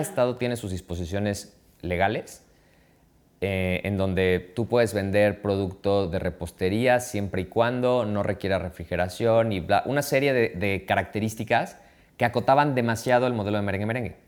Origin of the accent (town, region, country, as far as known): Mexico